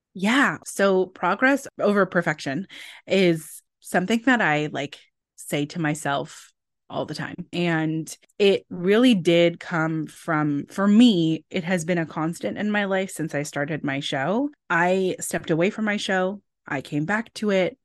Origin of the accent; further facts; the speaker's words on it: California, United States; I grew up in California